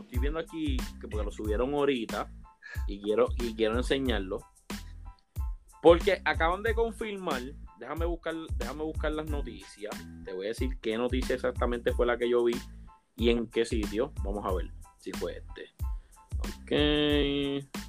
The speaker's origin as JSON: {"language": "Spanish", "country": "Puerto Rico", "said": "como típico boricua, tenemos un argumento cómico a cualquier cosa"}